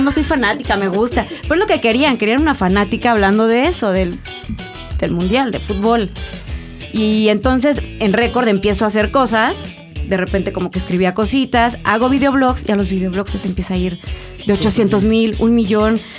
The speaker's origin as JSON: {"language": "Spanish", "town": "Córdoba", "region": "Veracruz", "country": "Mexico", "tie": "born or raised there", "moved": "as an adult", "lives_now": "Mexico City, Mexico", "said": "Yo nací aquí porque mis papás sí son de aquí, mis abuelas y todos son de Veracruz y yo viví toda mi vida en, Veracruz."}